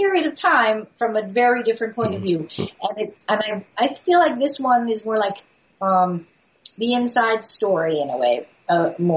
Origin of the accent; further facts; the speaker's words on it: New York, United States; a girl growing up in New York at the time doing ballet